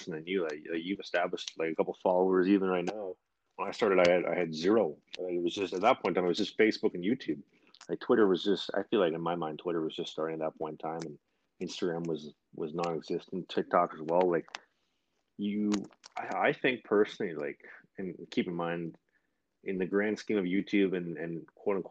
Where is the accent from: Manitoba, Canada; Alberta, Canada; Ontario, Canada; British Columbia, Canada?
Manitoba, Canada; Winnipeg; I'm from Winnipeg